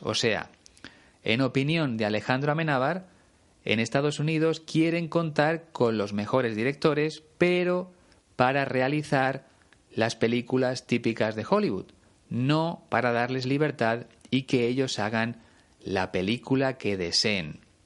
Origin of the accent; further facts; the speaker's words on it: Spain; conociendo muchas ciudades de mi país